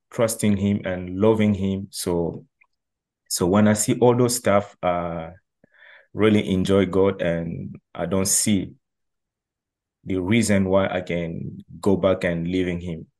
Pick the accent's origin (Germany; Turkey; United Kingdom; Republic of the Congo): Republic of the Congo; also born or lived in China; now in Montreal, Canada; I'm from the Republic of the Congo, which is called like Congo Brazzaville.